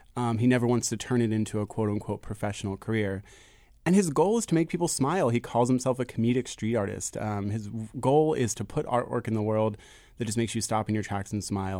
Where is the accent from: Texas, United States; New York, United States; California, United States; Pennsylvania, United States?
Pennsylvania, United States; Philadelphia; I grew up in Fishtown, I grew up in Philly